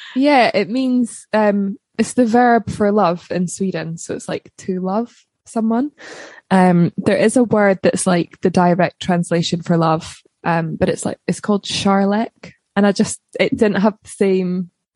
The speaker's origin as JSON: {"language": "English", "town": "Livingston", "region": "Scotland", "country": "United Kingdom", "tie": "born or raised there", "also_born_or_lived": "Balerno, Scotland", "said": "I was brought up in Scotland originally in a place called Livingston"}